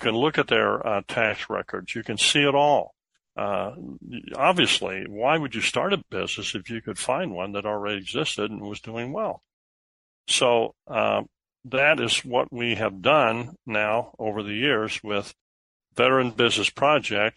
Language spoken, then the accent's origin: English; Sullivan, Illinois, United States; now in Naperville, United States; in my hometown, around that town square, we had several businesses that had been founded and were run by veterans who came home to small town America, got a loan from First National Bank there in Sullivan